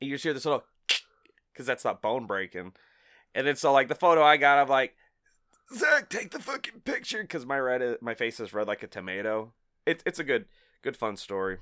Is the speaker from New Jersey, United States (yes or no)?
no; Collinsville, Illinois, United States; I grew up in Collinsville